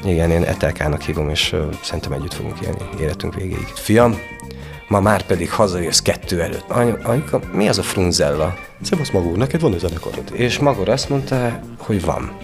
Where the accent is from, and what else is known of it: Sfântu Gheorghe, Covasna County, Romania; born or raised there; accent: Székely